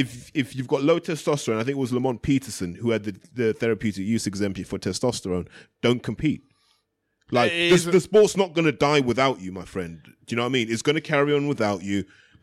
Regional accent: United Kingdom; I think deep down, that's what we respect as British fans.

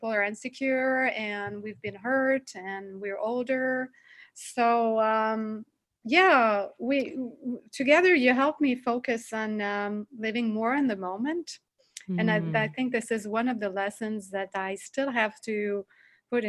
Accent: Montreal, Quebec, Canada; accent: French; English is a second language; I come from Canada, Montreal. So I'm basically French speaking most of the time. So if you find my accent funny, this is why

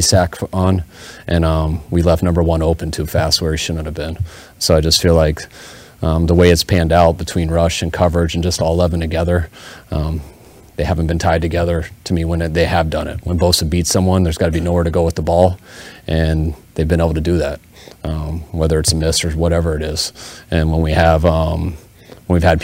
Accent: Denver, Colorado, United States; growing up in Denver

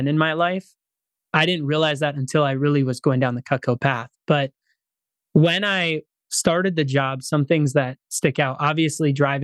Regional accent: Pierce, Minnesota, United States; my hometown of Pierce, Minnesota

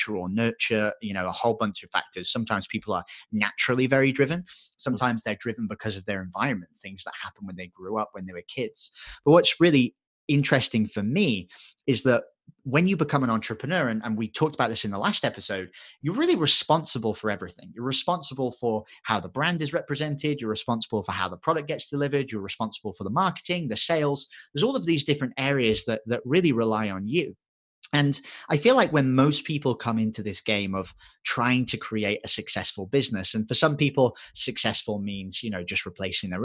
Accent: England, United Kingdom; accent: English; my English accent gets thicker

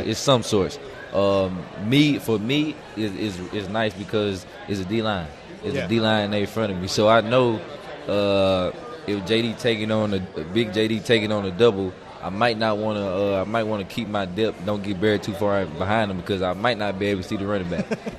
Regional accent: Horn Lake, Mississippi, United States; I mean, I'm from Horn Lake, Mississippi. My school, we didn't have too many guys or any guys going big power 5 D1.

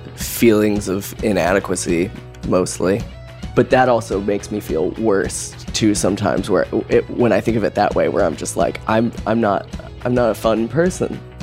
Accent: Boise, Idaho, United States; moved away as an adult; now in Brooklyn, United States; I am originally from Boise, Idaho

